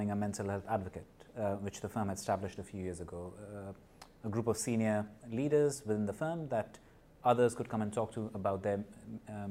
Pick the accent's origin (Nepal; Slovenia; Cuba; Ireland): Nepal; moved away; also born or lived in India; I was born in Nepal. I grew up in Nepal and in India.